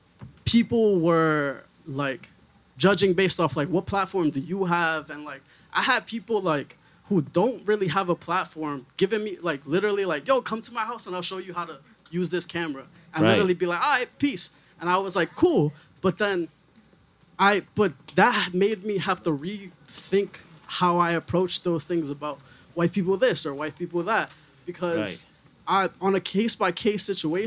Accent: New York City, New York, United States; I'm from Washington Heights.

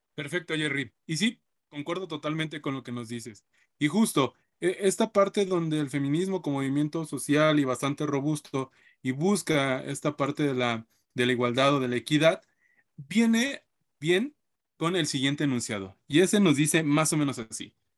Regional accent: Mexico; nos encontramos como sociedad mexicana

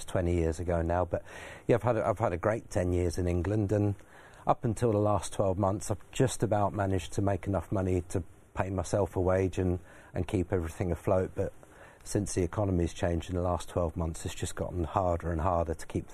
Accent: Belgium; moved away; I grew up in Belgium, started as an apprentice there

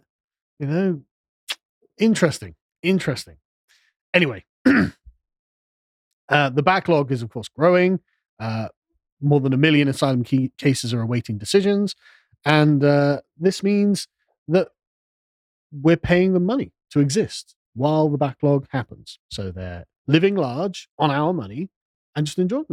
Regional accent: England, United Kingdom; we're English

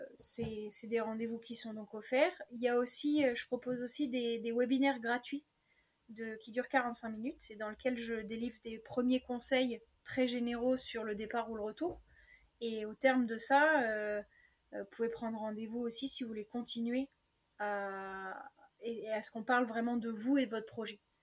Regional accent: Picardy, Hauts-de-France, France; je suis originaire de Picardie

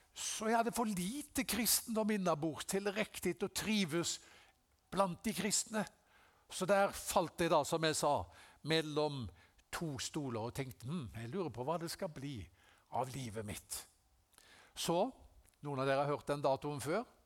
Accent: Haugesund, Rogaland, Norway; Jeg ble en kristen da jeg var 17 eh, år gammel, hjemme i Haugesund.

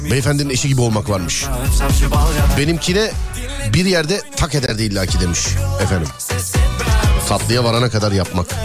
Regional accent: Istanbul, Turkey; İstanbul Şişli.

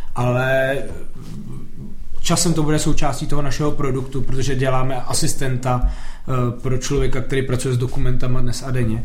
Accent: Jablonec nad Nisou, Liberec Region, Czechia; já jsem se narodil v Jablonci

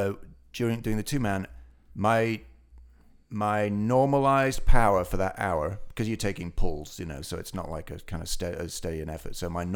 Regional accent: Ilkley, Yorkshire and the Humber, United Kingdom; moved away; And stage 2 finishes in my hometown, in Ilkley.

